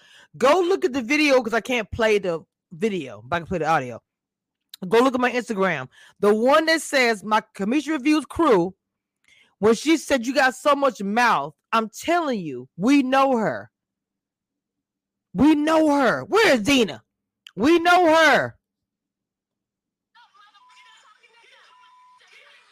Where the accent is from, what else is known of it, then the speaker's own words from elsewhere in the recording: United States; also born or lived in Louisiana / Texas; I am not from Atlanta and I'm from Texas, well, Louisiana slash